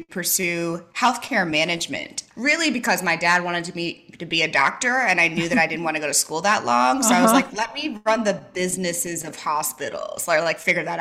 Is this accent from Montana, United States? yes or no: no; St. Louis, Missouri, United States; moved away as an adult; also born or lived in San Francisco / Los Angeles; now in Nashville, United States; I grew up in St. Louis, Missouri